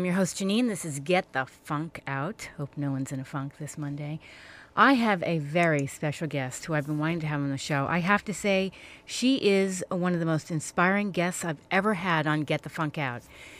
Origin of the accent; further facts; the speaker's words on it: East Coast, United States; moved away; I'm from the East Coast